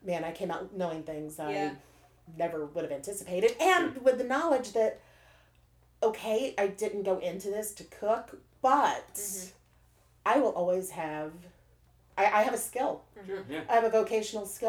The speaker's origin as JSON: {"language": "English", "region": "Western Missouri", "country": "United States", "tie": "born or raised there", "also_born_or_lived": "Columbia, Missouri", "moved": "yes", "lives_now": "St. Louis, United States", "said": "I grew up in Western Missouri."}